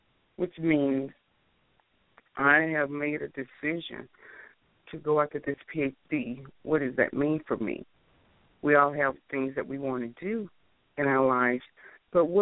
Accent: the South, United States; also born or lived in Chicago, Illinois / Alabama / Georgia; I'm originally from Chicago, Illinois, but I grew up in Alabama and Georgia, of course. So I'm known as a Southern girl now.

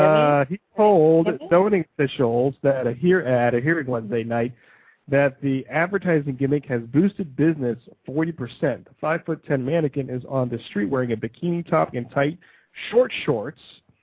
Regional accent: Ohio, United States; This is from my home state here, the great state of Ohio here

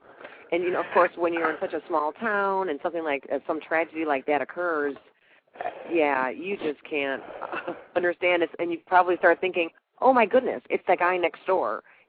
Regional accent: Northwest Indiana, United States; I'm from Northwest myself

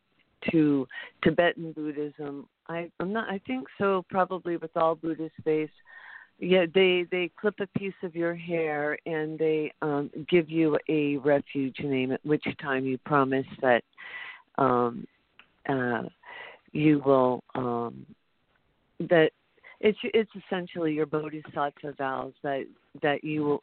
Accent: Midwest, United States; now in Hawaii, United States; I was born in the Midwest.

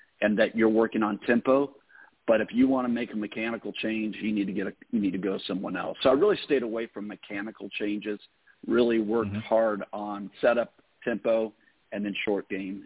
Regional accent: Southern California, United States; I grew up in Southern California, born out there

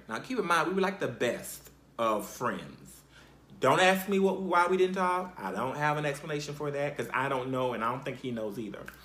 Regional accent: Conway, South Carolina, United States; I basically was raised for the most part in South Carolina. And I'm, I'm from a place called Conway, Conway, South Carolina.

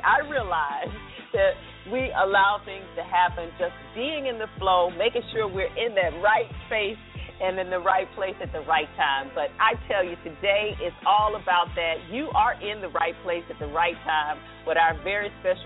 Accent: the South, Southern United States, United States; accent: Southern; now in Washington, D.C. area, United States; I'm not from here. Proud of my Southern accent

